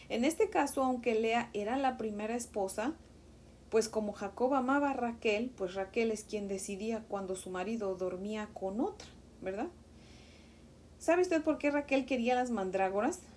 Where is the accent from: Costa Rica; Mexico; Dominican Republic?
Mexico; Como saben, yo soy de México y en México a los niños les decimos chamacos, chiquillos, ¿verdad?